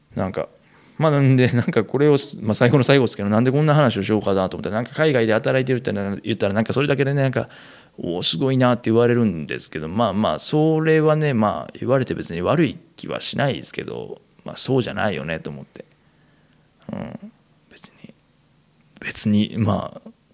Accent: Kansai, Japan; moved away as an adult; 生まれも育ちも関西という生粋の関西人

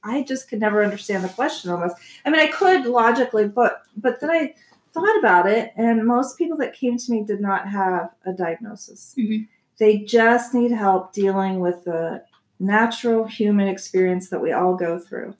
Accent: Columbus, Ohio, United States; moved away as an adult; also born or lived in Massachusetts; now in Arizona, United States; I grew up in Ohio. Okay. In Columbus, Ohio, and then I came out here um, when I was about 26

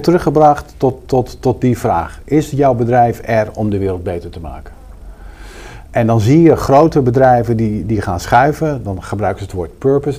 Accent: Rotterdam, South Holland, Netherlands; ik kom uit Rotterdam

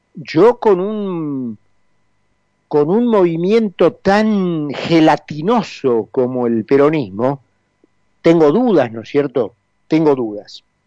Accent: Argentina; nosotros que somos argentinos

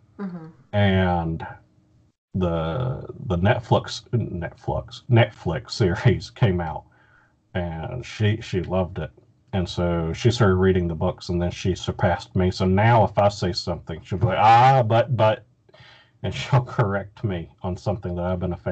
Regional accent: Southern United States, United States; but it's just as much about growing up. Growing up in the South, And, you know, I think that's just, you know, those kind of stories really resonate with me.

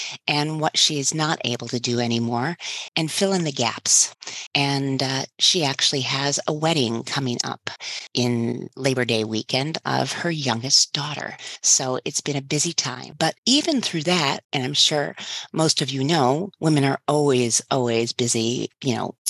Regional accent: Detroit, Michigan, United States; moved away; I grew up there in Detroit area, in the suburbs of Detroit

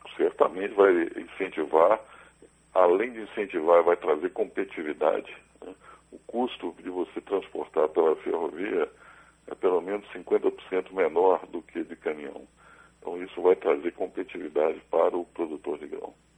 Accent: Belo Horizonte, Minas Gerais, Brazil; eu nasci em Belo Horizonte

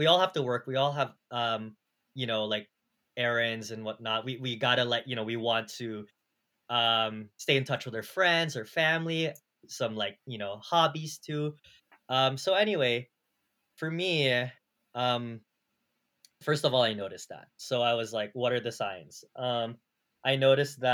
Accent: California, United States; now in New York City, United States; I'm from California

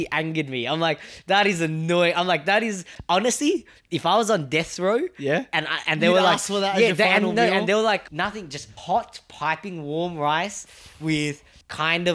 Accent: Australia; first language Vietnamese; also born or lived in Germany; I just learned English because we lived in Australia

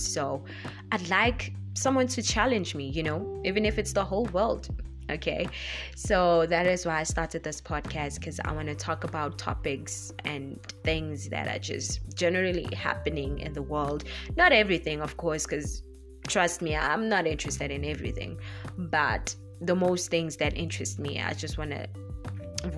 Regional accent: South Africa; English is a second language; I'm African, South African to be more precise.

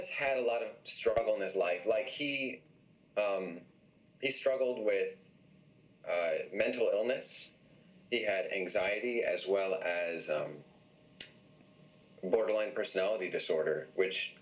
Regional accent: North Carolina, United States; I'm from North Carolina

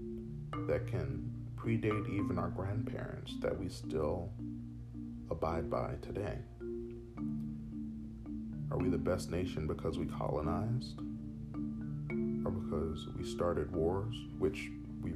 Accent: United States; as an American who does love his country very much

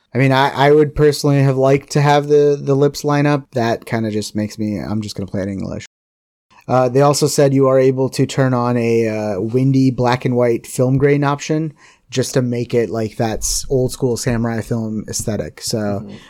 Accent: India; I'm Indian

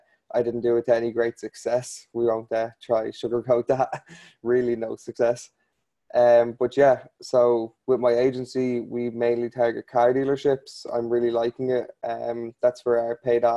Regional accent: Ireland; I'm from a place called Ireland.

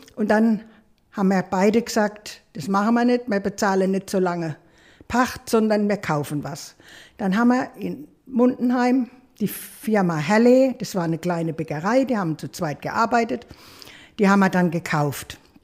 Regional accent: Maxdorf, Rhineland-Palatinate, Germany; ich bin ganz klein zu meiner Oma gekommen, nach Maxdorf, väterlicher Seite, und bin dort großgezogen worden

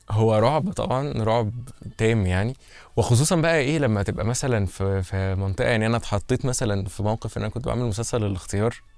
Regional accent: Egypt; احنا كمصريين

